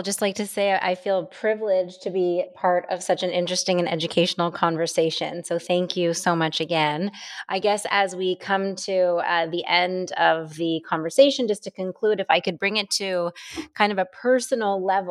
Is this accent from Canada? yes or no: yes; Canada; me as a Canadian citizen